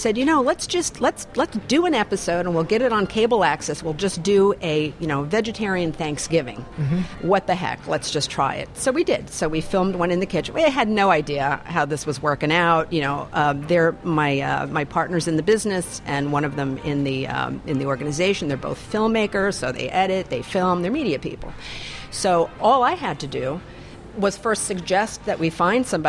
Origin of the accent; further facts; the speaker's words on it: Italy; moved away as an adult; now in Maine, United States; I moved over to Maine from Italy. I grew up in Italy and I lived in Italy for about 18 years.